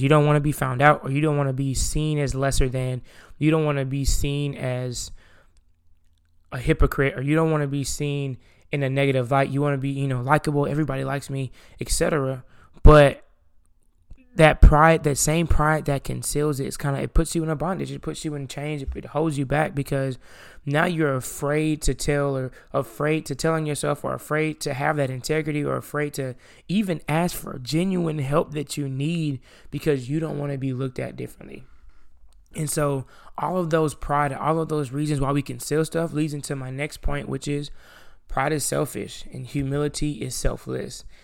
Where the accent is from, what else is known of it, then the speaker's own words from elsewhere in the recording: the South, United States; I'm from the South